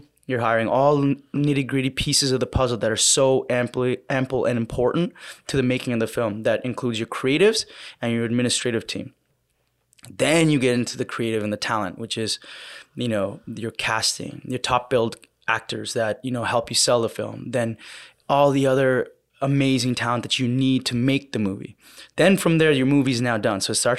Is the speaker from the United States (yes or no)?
no; Canada; I'm a Canadian independent filmmaker